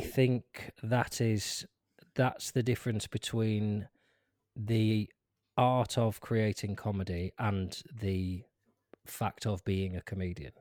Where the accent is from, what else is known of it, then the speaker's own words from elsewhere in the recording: Lancaster, North West England, United Kingdom; I grew up in Lancaster, which is a big city